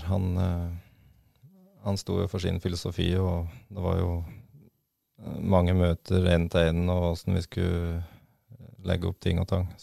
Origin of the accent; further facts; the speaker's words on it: Freng, Norway; det er for dem som har vært opp under Freng der jeg vokste opp, så uh, føler jeg at jeg har fått opplevd mye